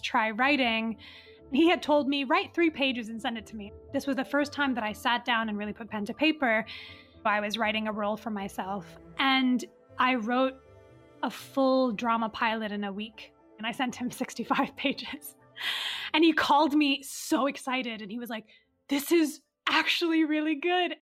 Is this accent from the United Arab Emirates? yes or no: yes; Dubai, United Arab Emirates; born or raised there; also born or lived in Riyadh, Saudi Arabia